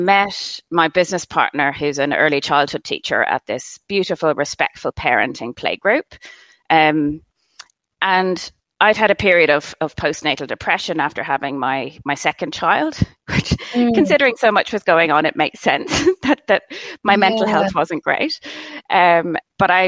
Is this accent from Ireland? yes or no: yes; Ireland; moved away; I'm from Ireland originally, if you didn't guess by my accent